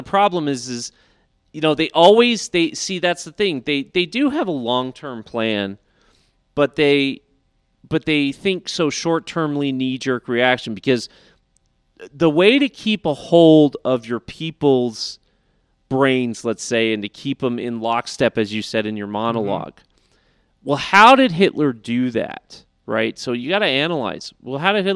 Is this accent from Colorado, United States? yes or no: yes; Colorado, United States; also born or lived in California; I lived in Colorado most of my life. We moved to Colorado when I was 10